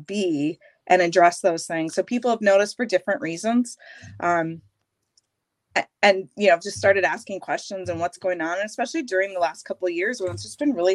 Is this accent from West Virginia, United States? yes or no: no; Minnetonka, Minnesota, United States; also born or lived in Iowa / Golden Valley, Minnesota; I grew up outside of Minneapolis in Minnetonka, born and raised, spent my life out there